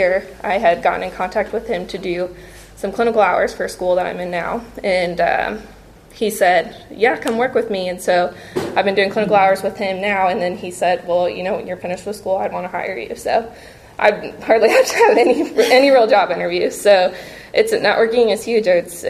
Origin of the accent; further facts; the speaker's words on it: Indiana, United States; moved away as an adult; now in Texas, United States; I'm originally from Indiana